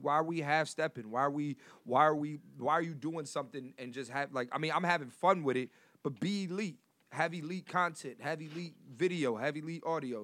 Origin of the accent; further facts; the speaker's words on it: Philadelphia, Pennsylvania, United States; I'm from Philly.